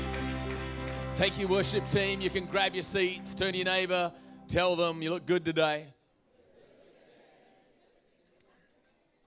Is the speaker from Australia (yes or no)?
yes; Australia; now in United States; I come from Australia